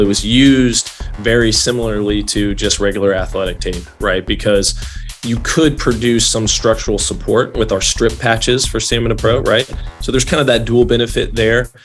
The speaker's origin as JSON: {"language": "English", "town": "Louisville", "region": "Kentucky", "country": "United States", "moved": "as an adult", "lives_now": "California, United States", "said": "I'm from Louisville, Kentucky, originally"}